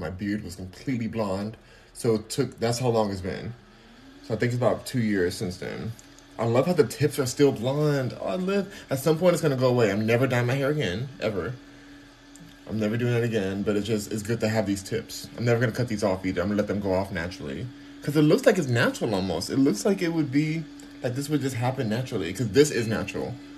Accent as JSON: {"language": "English", "region": "California", "country": "United States", "said": "I'm from California, so maybe that's the accent"}